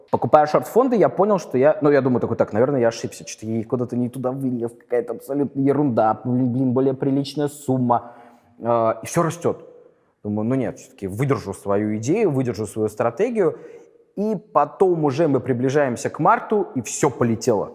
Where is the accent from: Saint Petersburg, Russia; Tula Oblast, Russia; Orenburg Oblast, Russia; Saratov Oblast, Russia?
Saint Petersburg, Russia; я из Питера